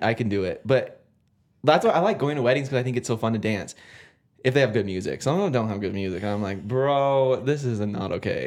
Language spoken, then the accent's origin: English; California, United States; moved away; I'm from California